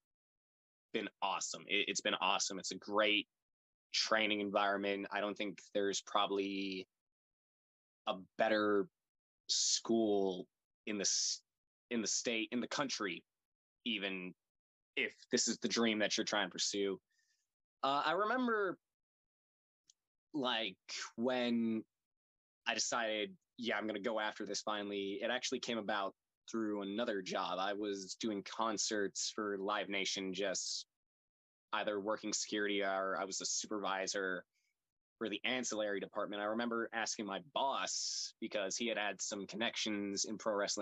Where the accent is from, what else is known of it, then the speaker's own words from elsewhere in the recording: Conyers, Georgia, United States; I'm a kid from Conyers, Georgia, grew up watching wrestling